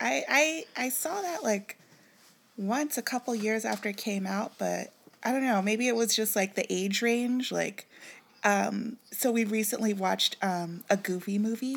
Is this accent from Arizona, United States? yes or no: no; Kansas City, Missouri, United States; moved away; "Where you from?" And I was like, "Kansas City."